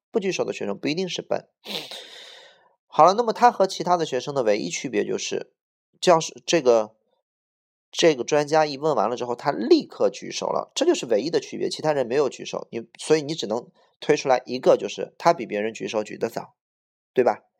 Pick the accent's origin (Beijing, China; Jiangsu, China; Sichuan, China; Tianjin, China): Beijing, China; 我是土生土长的北京人